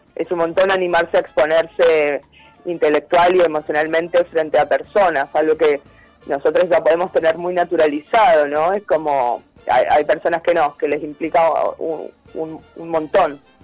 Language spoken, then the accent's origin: Spanish; Chaco, Argentina; now in El Bolsón, Argentina; yo soy de Chaco